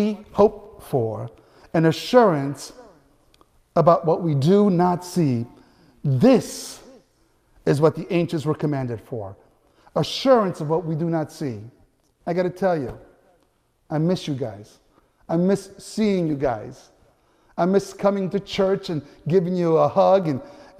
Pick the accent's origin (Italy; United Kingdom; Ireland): Italy; Naples, Campania; moved away; when I was a little boy in Italy, growing up in Naples